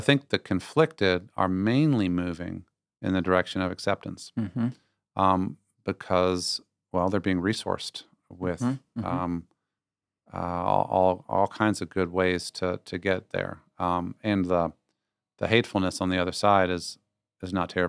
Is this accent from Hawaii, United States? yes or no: no; Virginia, United States; I was raised in Northern Virginia. I went to William & Mary, a great old school.